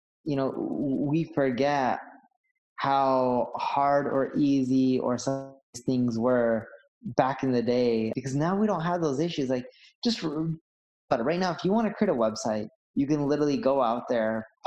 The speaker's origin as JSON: {"language": "English", "area": "Orange County", "region": "California", "country": "United States", "tie": "born or raised there", "also_born_or_lived": "London", "said": "So when we were a little kid, my parents decided to move off all to, you know, Orange County, California. And that's where I ended up growing up."}